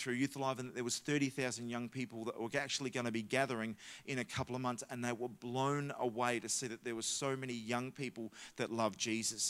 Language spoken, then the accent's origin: English; Adelaide, South Australia, Australia; we come from Adelaide.